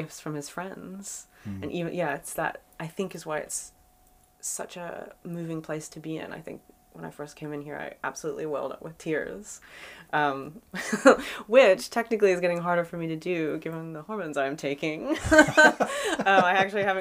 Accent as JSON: {"language": "English", "town": "Philadelphia", "region": "Pennsylvania", "country": "United States", "moved": "yes", "said": "I'm from Philadelphia originally"}